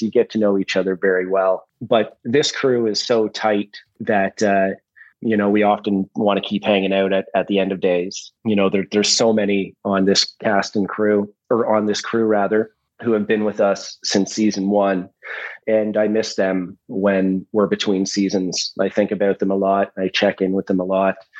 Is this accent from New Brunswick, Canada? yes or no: no; Listowel, Ontario, Canada; I was raised in in Listowel, Ontario